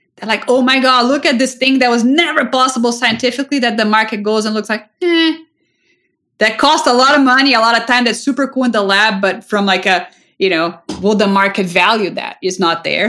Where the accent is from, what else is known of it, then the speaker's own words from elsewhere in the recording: Brazil; moved away; I grew up in Brazil